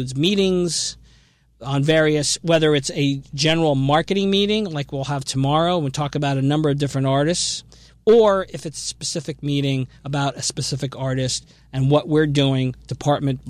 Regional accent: Asbury Park, New Jersey, United States; I grew up in the Asbury Park area

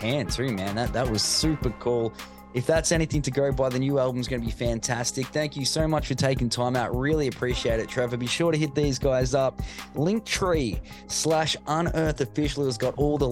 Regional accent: Melbourne, Victoria, Australia; my hometown of Melbourne

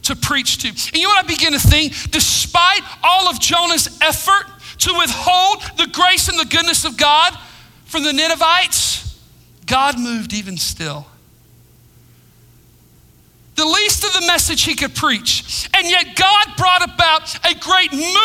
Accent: United States; I'm proud to be an American.

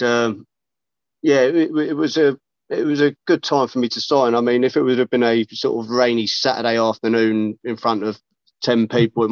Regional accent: Burnham, South East England, United Kingdom; I'm from Burnham myself

